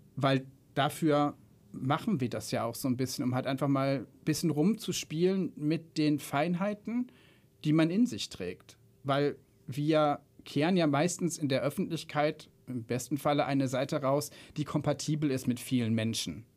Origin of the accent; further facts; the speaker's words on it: Remscheid, North Rhine-Westphalia, Germany; moved away as an adult; now in Frankfurt, Germany; zugezogener Frankfurter seit na, zwölf Jahren jetzt, glaube ich. Ähm, ursprünglich äh, komme ich aus der wunderschönen Stadt Remscheid